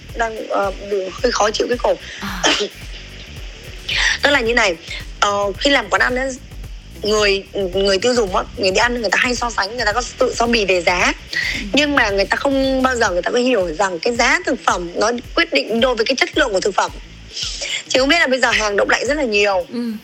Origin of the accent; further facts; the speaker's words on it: Thái Bình, Vietnam; moved away; also born or lived in southern Vietnam; em là người bắc ừ. thì em ờ, người thái bình cơ ờ, xong rồi cái um, gia đình em chuyển